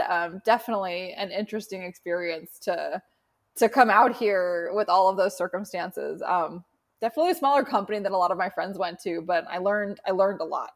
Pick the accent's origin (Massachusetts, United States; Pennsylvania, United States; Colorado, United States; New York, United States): Massachusetts, United States; Boston; also born or lived in San Francisco Bay Area; now in San Francisco, United States; I grew up in Boston, um, in Charlestown, for anyone who knows Boston pretty well, like right on the water